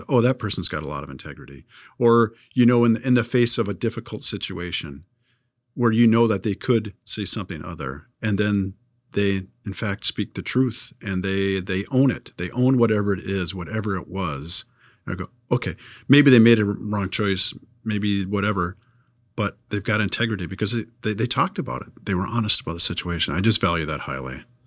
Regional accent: California, United States; growing up in California

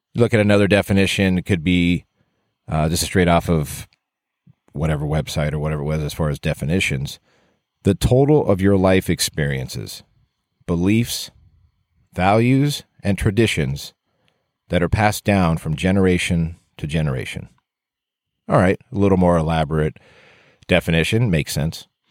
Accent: Southern California, United States; growing up in Southern California. I just have my one brother

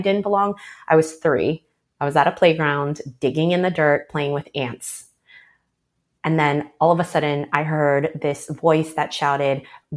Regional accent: United States; first language Chinese; growing up Chinese American, you know, at home, my parents really didn't speak English. So with my parents, I would speak Chinese

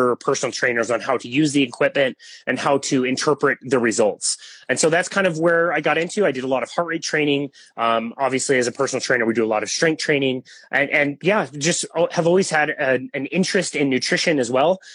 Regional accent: Salt Lake City, Utah, United States; also born or lived in Bismarck, North Dakota; I pretty much have grown up around the Utah area, the Salt Lake area

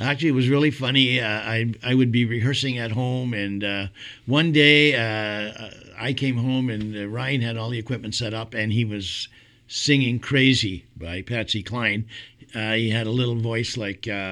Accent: Montreal, Quebec, Canada; moved away as an adult; now in Kingston, Canada; I'm from Montreal

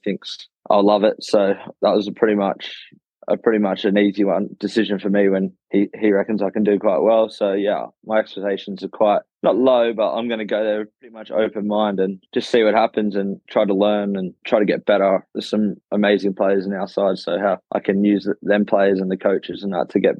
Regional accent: Australia; now in England; I come across from Australia with an English passport and I played a bit of club cricket

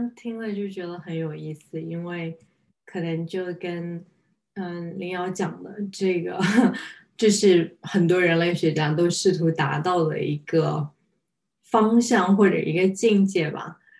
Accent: Ningbo, Zhejiang, China; 但是我是浙江这边的浙江宁波人。然后我父亲那边是更稍微再远一点，就是舟山群岛那边。然后我母亲的话是，呃，宁波就是市区外面，相当于鄞州区这一块的。所以我们自己是有自己的方言啊什么呀

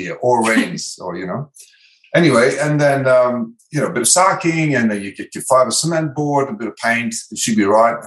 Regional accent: Netherlands; English is a second language; moved away as an adult; now in Australia; I'm original from Holland. So I might have some accent and weird pronunciations or spelling

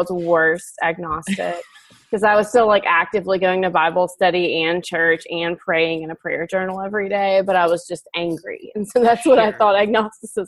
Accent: Montgomery, Alabama, United States; moved away as an adult; also born or lived in Dallas, Texas / Waco, Texas / Austin, Texas; now in Oklahoma, United States; I grew up in Alabama

